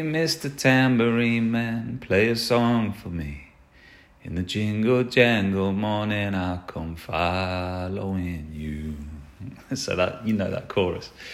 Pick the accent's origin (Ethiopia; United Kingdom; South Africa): United Kingdom; England; I'm English, uh, we don't really pronounce T's.